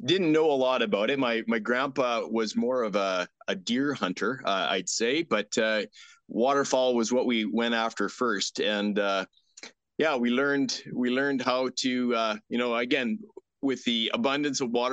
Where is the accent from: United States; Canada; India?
Canada; Strasbourg, Saskatchewan; I grew up in Strasbourg, on a farm in Strasbourg. So just east of Last Mountain Lake.